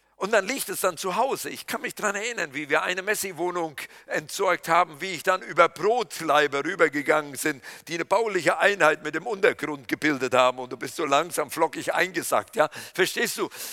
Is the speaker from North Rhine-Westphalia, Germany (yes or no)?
yes; Kreuztal, North Rhine-Westphalia, Germany; moved away; in meiner Heimat weiß ich, das ist von Littfeld bis nach Eichen